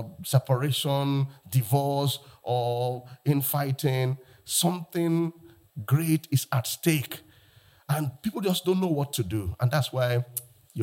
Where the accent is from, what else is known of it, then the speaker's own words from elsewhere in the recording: Lagos, Nigeria; I'm from Lagos, Nigeria